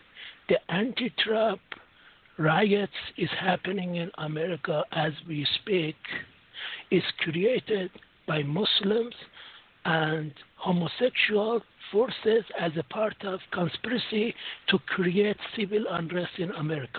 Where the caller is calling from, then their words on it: London, United Kingdom; I'm calling from London.